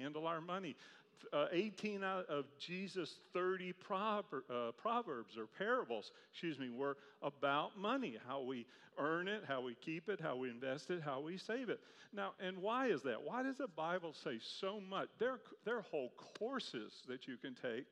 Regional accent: Charlottesville, Virginia, United States; I grew up in Charlottesville, Virginia

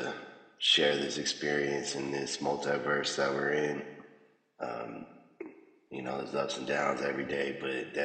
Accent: Las Vegas, Nevada, United States; Born and raised in Vegas

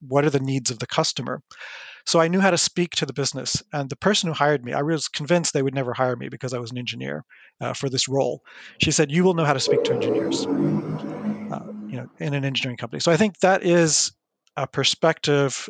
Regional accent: United States; moved away as an adult; now in France; I grew up in the United States. I'm American originally

